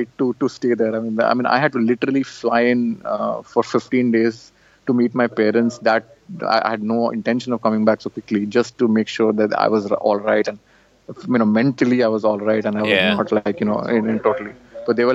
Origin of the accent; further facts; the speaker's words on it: India; moved away as an adult; I come from India